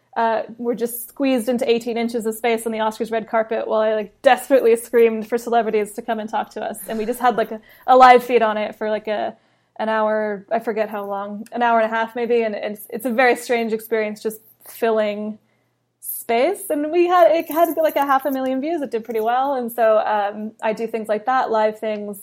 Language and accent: English; California, United States; also born or lived in London; I was born in London, grew up in California